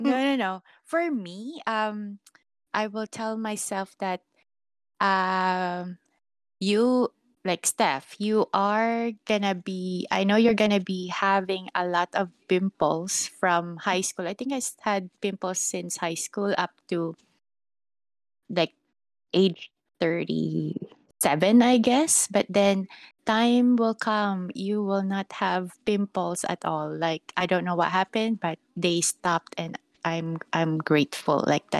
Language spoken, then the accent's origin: English; Philippines; this actually stuck in my head when I came like from Philippines up to...